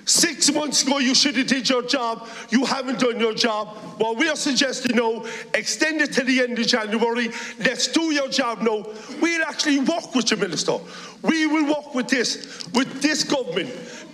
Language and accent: English; Cork, Munster, Ireland; I come from Knocknaheeny in Cork, a working class area. I'm proud of where I come from.